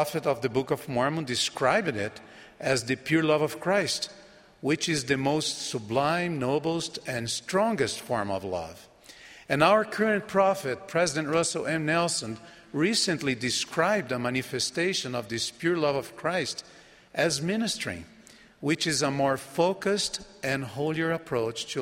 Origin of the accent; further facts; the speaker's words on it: Brazil; first language Portuguese; English is a second language; My home country of Brazil